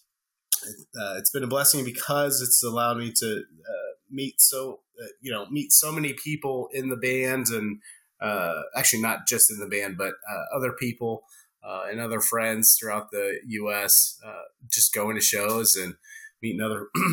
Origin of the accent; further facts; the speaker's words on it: Indianapolis, Indiana, United States; moved away as an adult; now in Atlanta, United States; I grew up in Indy, went to Ball State University, for both undergrad, grad